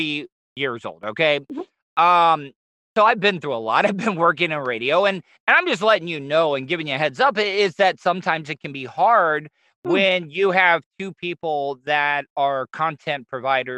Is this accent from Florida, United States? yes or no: yes; Florida, United States; I am born and raised in Florida, as a Southern